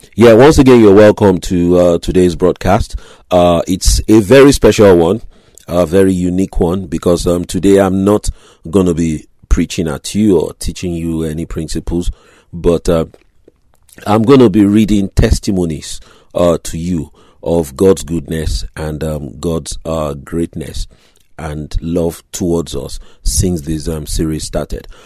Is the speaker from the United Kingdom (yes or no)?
yes; Grays, East of England, United Kingdom; my hometown, Grays, Essex